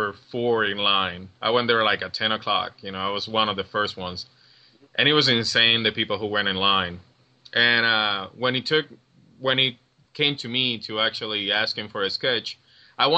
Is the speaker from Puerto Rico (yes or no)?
yes; Puerto Rico; moved away as an adult; now in Cincinnati, United States; I'm from Puerto Rico. For those who don't know, you can hear the accent.